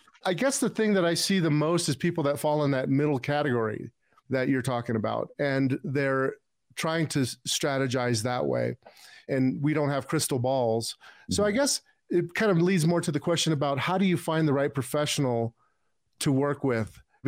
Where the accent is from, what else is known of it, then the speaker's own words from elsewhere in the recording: Illinois, United States; born there; I was born in Cook County. Yeah, and it's crazy now. I went back there to show my kids. I was born in 65.